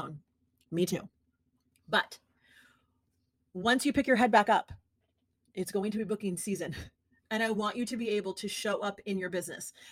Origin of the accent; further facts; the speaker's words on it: New York City, New York, United States; moved away; I miss my hometown